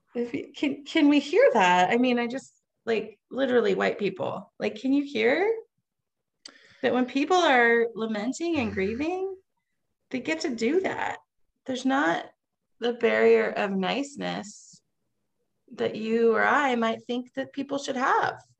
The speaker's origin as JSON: {"language": "English", "town": "Vancouver", "region": "Washington", "country": "United States", "tie": "born or raised there", "said": "I grew up in Vancouver, Washington"}